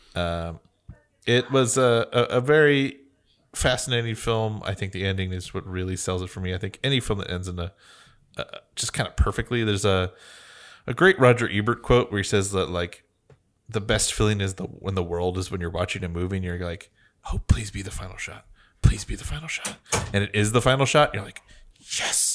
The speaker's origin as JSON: {"language": "English", "country": "United States"}